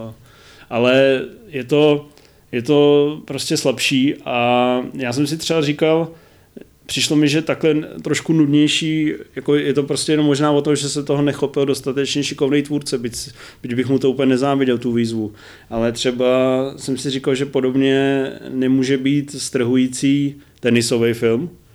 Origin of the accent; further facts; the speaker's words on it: Brno, South Moravian Region, Czechia; jsem z Brna